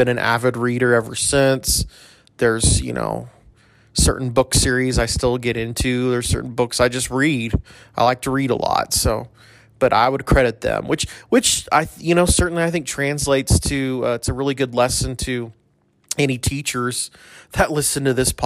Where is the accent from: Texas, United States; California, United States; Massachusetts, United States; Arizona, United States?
Texas, United States; El Paso; I'm from El Paso